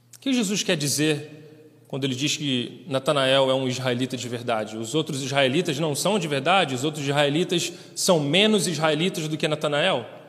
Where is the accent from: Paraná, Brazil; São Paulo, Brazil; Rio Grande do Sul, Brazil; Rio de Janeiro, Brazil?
Rio de Janeiro, Brazil; moved away as an adult; also born or lived in Kyrgyzstan; now in Osh, Kyrgyzstan; eu sou do Rio de Janeiro